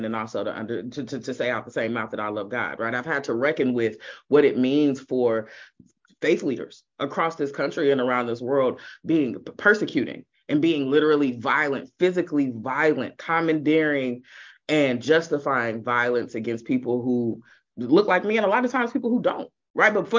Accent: Kansas City, Missouri, United States; My family still attends one of the largest churches in the city of Kansas City on the Missouri side. Got to be clear, because there's two Kansas cities. Never get that confused. I'm not from Kansas. So on the Missouri side

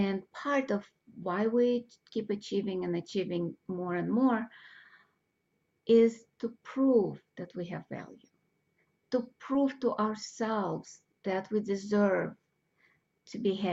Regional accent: Russia; moved away; I grew up in Russia

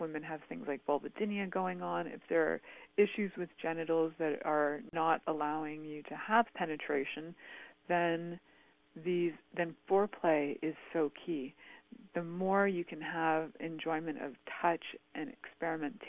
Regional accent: Canada; growing up in Canada

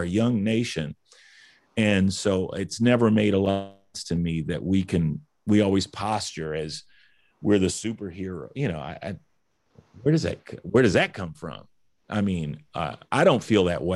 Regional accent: United States; being an American

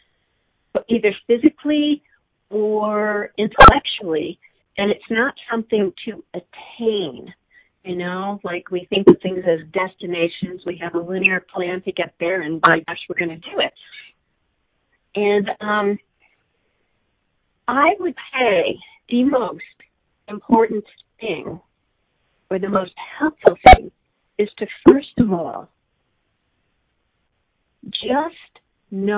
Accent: East Coast, United States; I am from the East Coast, and I'm a total East Coast Jew through and through.

